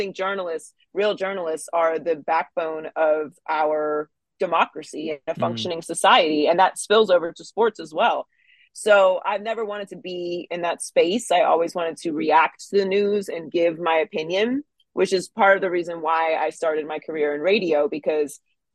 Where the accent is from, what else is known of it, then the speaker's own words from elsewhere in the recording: Pittsburgh, Pennsylvania, United States; moved away as an adult; also born or lived in Miami, Florida; I was born and raised in Pittsburgh, Pennsylvania. I lived there until I was 18 years old